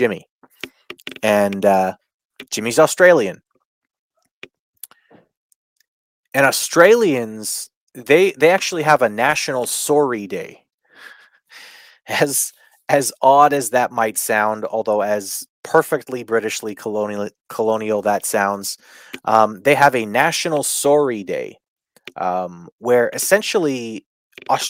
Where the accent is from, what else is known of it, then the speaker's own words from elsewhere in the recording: Canada; I grew up as a Canadian